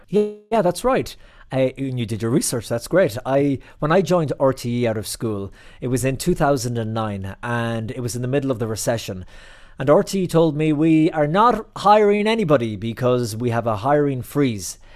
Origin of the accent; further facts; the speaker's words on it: County Clare, Munster, Ireland; moved away as an adult; also born or lived in New York City, United States; now in Rome, Italy; I'm from the Banner County, County Clare